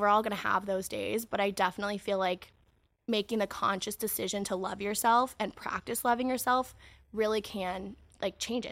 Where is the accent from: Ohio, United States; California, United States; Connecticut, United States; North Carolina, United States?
California, United States; my hometown